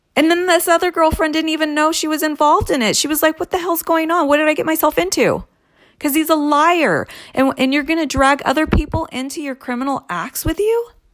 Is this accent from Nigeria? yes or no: no; California, United States; I was born and raised here in California